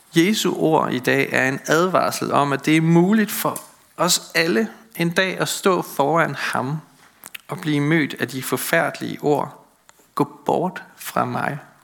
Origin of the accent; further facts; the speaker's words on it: Møn, Zealand, Denmark; I den landsbykirke, hvor jeg voksede op på Møn